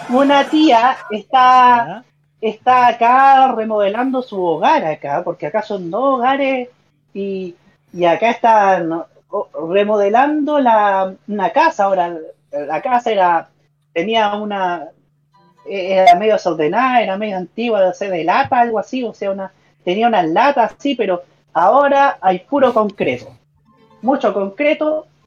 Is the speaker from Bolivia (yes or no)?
no; Concepción, Biobío, Chile; Aquí estoy desde Concepción, mi hogar, mi tierra natal.